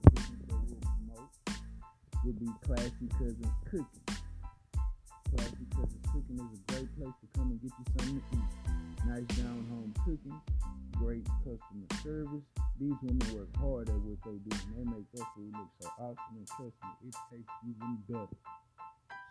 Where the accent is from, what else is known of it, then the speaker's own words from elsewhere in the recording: Houston, Texas, United States; I come from the north side of Houston. I lived all over the north side of Houston